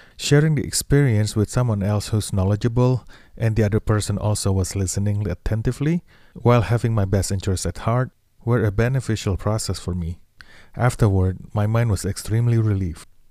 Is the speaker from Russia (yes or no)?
no; Indonesia; now in Los Angeles, United States; I was born in Indonesia